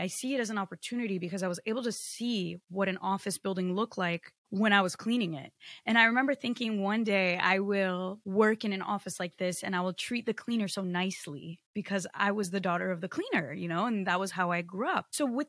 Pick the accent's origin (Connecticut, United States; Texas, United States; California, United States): Connecticut, United States; English is a second language; also born or lived in Rio de Janeiro, Brazil; I was born in Rio in Brazil, and I should not be speaking English right now because I was not programmed to, and like no one in my family was American. But when I was 5 years old, my mom moved my two siblings and I to Connecticut